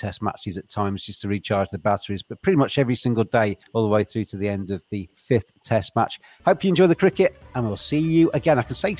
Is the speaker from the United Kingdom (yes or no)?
yes; England, United Kingdom; despite being English.